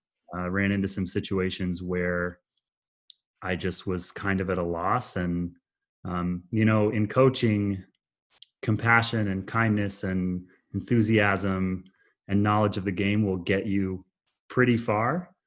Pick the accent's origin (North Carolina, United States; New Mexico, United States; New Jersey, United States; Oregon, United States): Oregon, United States; also born or lived in Boston, Massachusetts; when I was a really small child in Boston, which is where I actually was born, although I grew up in Oregon.